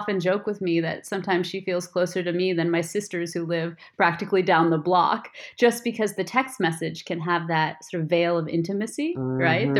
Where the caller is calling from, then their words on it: Barcelona, Catalonia, Spain; I am calling in from Barcelona, Spain, where I'm living with my husband and five-year-old son.